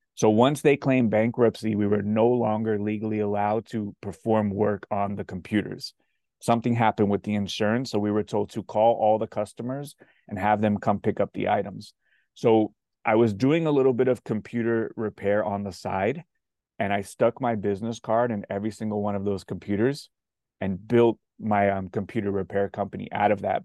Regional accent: South Florida, United States; I'm from South Florida.

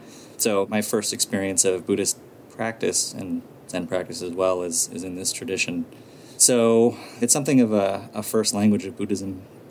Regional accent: Massachusetts, United States; moved away; also born or lived in Colorado; close to where I grew up in Massachusetts.

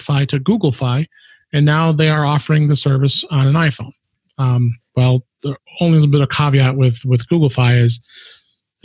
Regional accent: Chicago, Illinois, United States; based in my hometown, Chicago

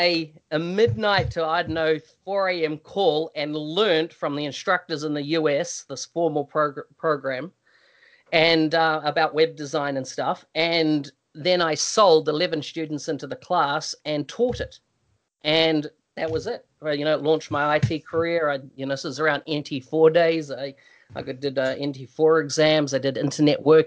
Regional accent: New Zealand; moved away; I come from New Zealand originally

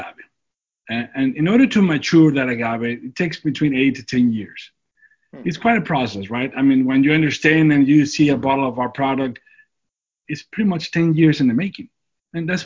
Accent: Durango, Mexico; moved away as an adult; now in San Diego, United States; I was born and raised in Durango

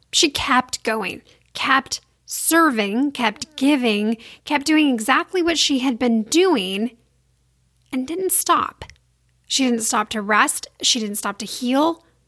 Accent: Sacramento, California, United States; I grew up in Sacramento, California

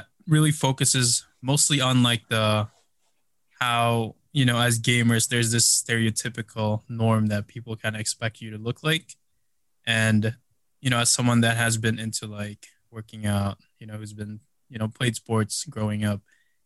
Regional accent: Chicago, Illinois, United States; also born or lived in Philippines; I grew up in Chicago

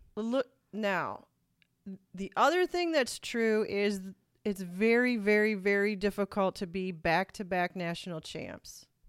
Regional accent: Toledo, Ohio, United States; we're from Toledo

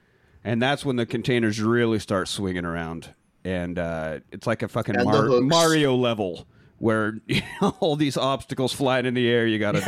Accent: United Kingdom; We are British.

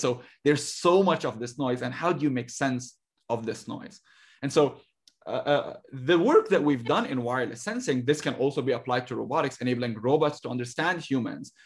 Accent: Lebanon; moved away as an adult; now in United States; I grew up in Lebanon

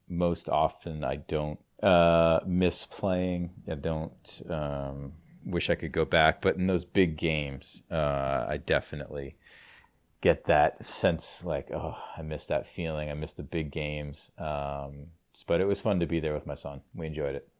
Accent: Cranston, Rhode Island, United States; growing up in Cranston

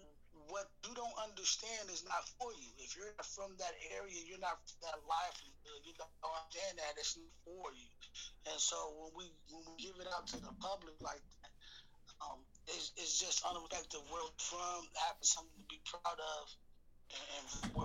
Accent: Chicago, Illinois, United States; born there; now in Seattle, United States; Like, I was born in Chicago. When I got up here in the early 90s, 93, bro, it was the Black Hub.

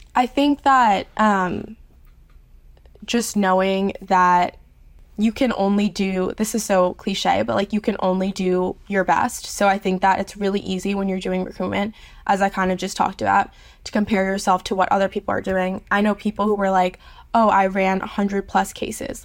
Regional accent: New York City, New York, United States; moved away as an adult; now in Charlottesville, United States; I grew up in New York City

